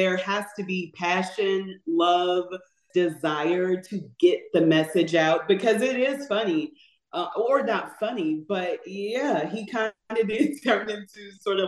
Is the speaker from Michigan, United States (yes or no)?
no; St. Louis, Missouri, United States; we're from the Midwest. St. Louis is where we are from